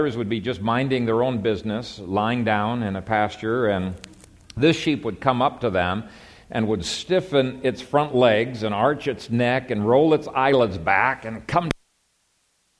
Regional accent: Ethiopia; moved away; I grew up in Ethiopia

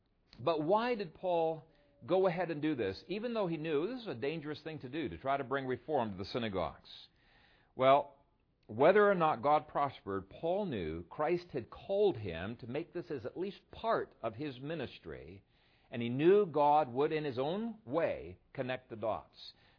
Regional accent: Ethiopia; I grew up in Ethiopia, and we had to study a little bit of the history of Ethiopia.

